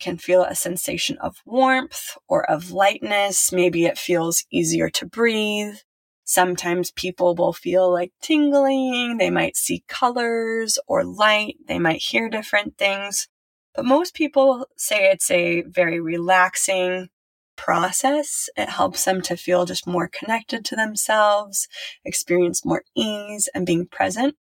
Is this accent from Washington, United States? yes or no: no; Silicon Valley, California, United States; I was raised in Silicon Valley.